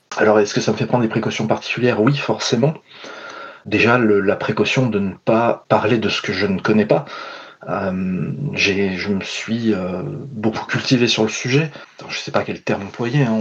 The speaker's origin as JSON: {"language": "French", "country": "France", "said": "je suis français, blanc"}